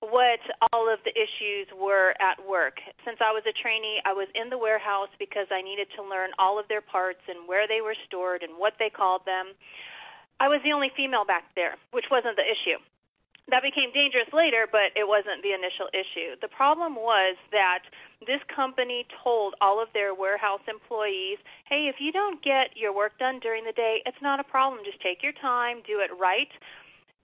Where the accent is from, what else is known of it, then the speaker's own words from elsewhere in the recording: Los Angeles, California, United States; moved away as an adult; also born or lived in Texas; I was born and raised in Los Angeles, and then made the big move to Texas to attend college